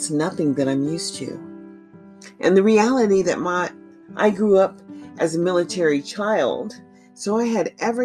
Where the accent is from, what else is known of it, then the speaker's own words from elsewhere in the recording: United States; as an American citizen